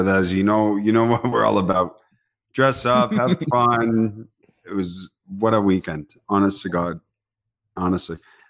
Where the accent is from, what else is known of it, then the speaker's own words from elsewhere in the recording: England, United Kingdom; now in Canada; growing up in England